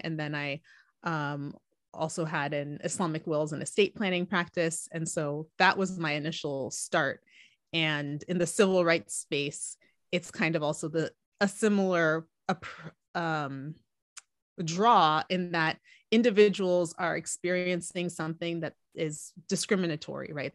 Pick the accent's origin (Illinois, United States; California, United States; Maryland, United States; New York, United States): California, United States; also born or lived in Atlanta, Georgia; I was born in Atlanta, Georgia. Um, and then we moved to California when I was about five years old, so I pretty much feel like I'm a Cali-, Cali girl